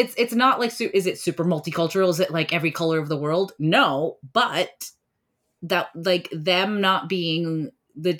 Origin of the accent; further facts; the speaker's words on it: India; I'm Indian, so I come from a culture where movies are extremely important to us